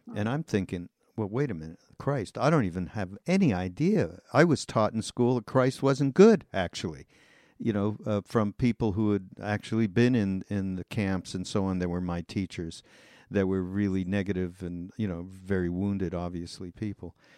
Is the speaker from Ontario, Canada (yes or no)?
no; Montreal, Quebec, Canada; also born or lived in Los Angeles, United States; now in Asheville, United States; I'm Canadian. I'm from Montreal, although I've spent a large part of my life here in the states